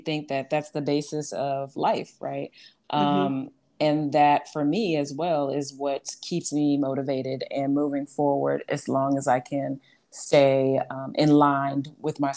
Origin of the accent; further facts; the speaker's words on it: Chicago, Illinois, United States; I am originally from Chicago